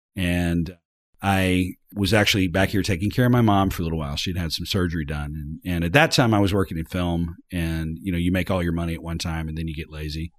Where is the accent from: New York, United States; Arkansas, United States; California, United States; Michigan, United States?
Arkansas, United States; I was from Arkansas